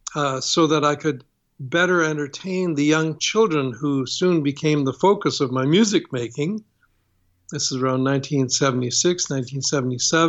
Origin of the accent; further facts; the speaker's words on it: Toronto, Ontario, Canada; my growing up in Canada